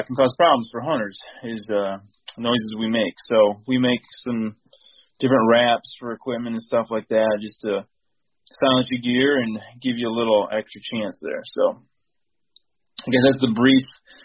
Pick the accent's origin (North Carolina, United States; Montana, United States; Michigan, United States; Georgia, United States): Michigan, United States; Lapeer; now in Chesaning, United States; So I'm from mid-Michigan. Right now I live in Chesning, but I grew up in Lapeer area, so mid-Michigan area